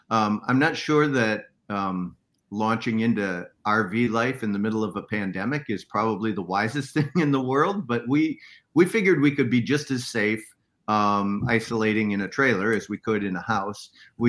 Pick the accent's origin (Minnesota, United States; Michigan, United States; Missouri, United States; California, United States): Minnesota, United States; So I'm from Minnesota. Minnesota is a bad place to be living in a trailer in January.